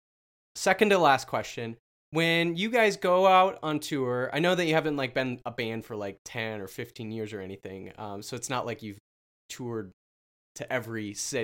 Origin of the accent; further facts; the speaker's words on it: South Dakota, United States; moved away as an adult; also born or lived in Iowa; Yeah, I went to college in Iowa, and I grew up in South Dakota